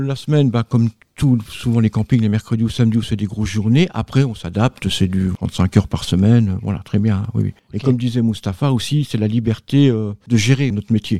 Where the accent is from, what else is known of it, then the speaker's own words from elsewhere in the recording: Nancy, Grand Est, France; now in Var, France; moi, je viens de la Meurthe-et-Moselle, donc de Nancy. Maintenant, je vis dans le Var.